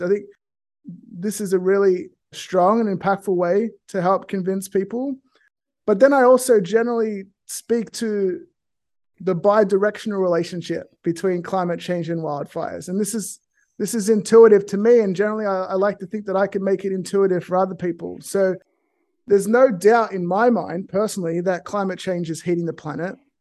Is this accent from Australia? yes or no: yes; Australia; now in California, United States; I grew up in a small rural town in Australia